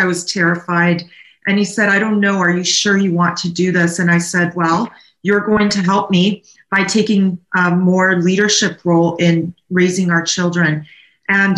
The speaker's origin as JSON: {"language": "English", "town": "Naples", "region": "Campania", "country": "Italy", "also_born_or_lived": "Canada", "moved": "yes", "lives_now": "California, United States", "said": "I'm from Naples, Italy"}